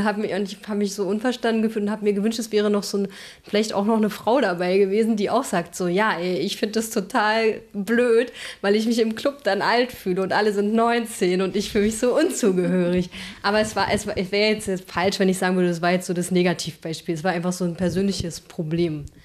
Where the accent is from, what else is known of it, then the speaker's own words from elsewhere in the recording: Eberswalde, Brandenburg, Germany; also born or lived in Berlin / Halle; now in Leipzig, Germany; ich komme ja aus Eberswalde, das ist in Brandenburg